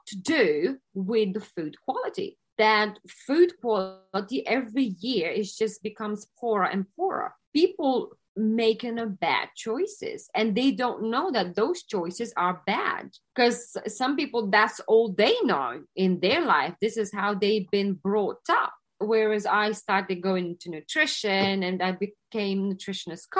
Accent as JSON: {"language": "English", "country": "Lithuania", "tie": "born or raised there", "moved": "yes", "lives_now": "London, United Kingdom", "said": "originally, I'm from Lithuania"}